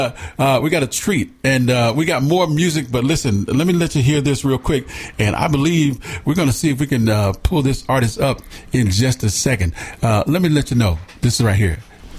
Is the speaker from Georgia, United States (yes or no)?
yes; Atlanta, Georgia, United States; moved away; I was born and raised on the south side near Cascade Heights.